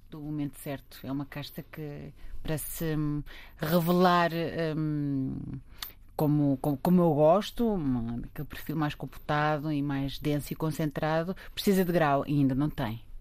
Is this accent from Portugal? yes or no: yes; Lisbon, Portugal; also born or lived in Monte Novo; Eu, eu sou de Lisboa, eu, mas, eu mas, eh, sempre, sempre vivi em Lisboa